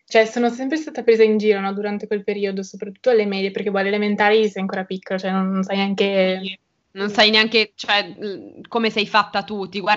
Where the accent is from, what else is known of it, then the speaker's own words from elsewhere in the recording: Trieste, Friuli-Venezia Giulia, Italy; Allora, vabbè … ho 19 anni e sono di Trieste e frequento il liceo linguistico.